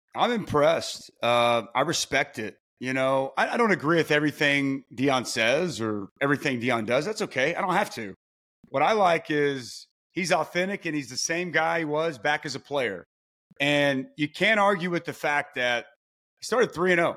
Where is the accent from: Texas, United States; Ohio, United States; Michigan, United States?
Texas, United States; Lake Dallas; moved away as an adult; now in Oklahoma, United States; I'm a Texas kid through and through, but I've lived the majority of my life in the great state of Oklahoma